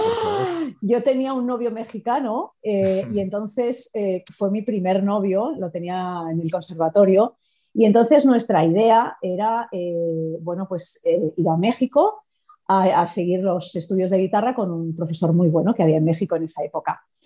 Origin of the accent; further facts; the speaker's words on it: Madrid, Community of Madrid, Spain; moved away as an adult; now in Paris, France; yo soy madrileña